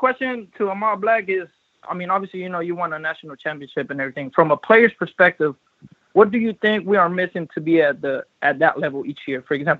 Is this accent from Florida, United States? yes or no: yes; Haines City, Florida, United States; also born or lived in Sebastian, Florida; You know, I grew up in Polk County, Haines City, Devonport area.